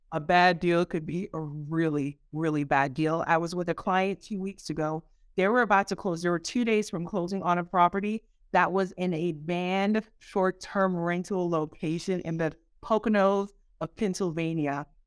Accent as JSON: {"language": "English", "country": "Haiti", "moved": "yes", "said": "I'm a girl from Haiti, the, the poorest country in the Western Hemisphere"}